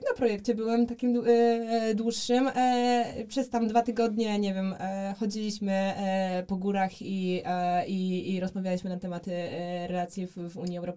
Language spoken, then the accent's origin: Polish; Poland; My mówimy, e, że jesteśmy z Polski